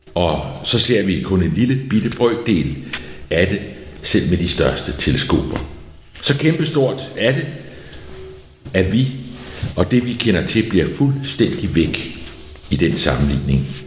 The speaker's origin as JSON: {"language": "Danish", "area": "outside Copenhagen", "region": "Capital Region of Denmark", "country": "Denmark", "tie": "born or raised there", "said": "Der, hvor jeg voksede op, uden for København i 60'erne"}